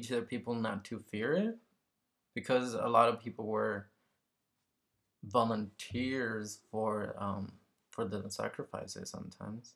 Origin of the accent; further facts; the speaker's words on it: Mexico; I'm from Mexico, so I'm Mexican